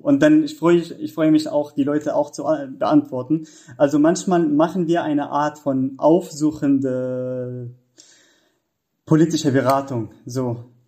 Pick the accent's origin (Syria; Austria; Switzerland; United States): Syria; German is a second language; moved away as an adult; now in Germany; ich komme aus Syrien und da, ähm, ja, ich, ich habe dort Jura studiert